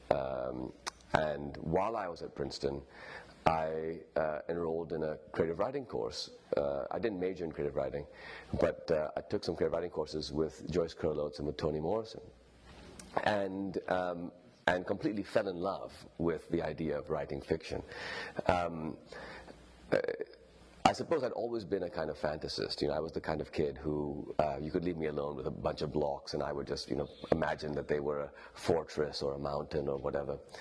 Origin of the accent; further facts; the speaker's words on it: Lahore, Punjab, Pakistan; first language Urdu; moved away as an adult; also born or lived in Stanford, California, United States / New York, United States / London, United Kingdom; in the 1980s, when I was growing up in Lahore